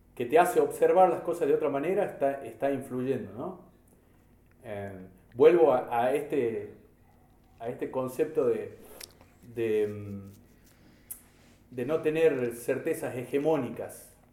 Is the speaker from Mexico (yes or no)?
no; Salta, Argentina; como sociedad argentina, como sociedad salteña